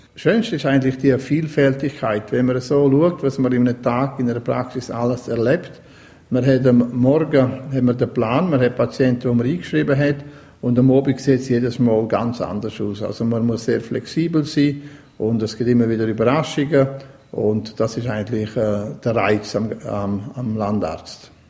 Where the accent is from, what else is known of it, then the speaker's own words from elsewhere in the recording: Graubünden, Switzerland; Ich bin auch in der Region aufgewachsen, in Coralia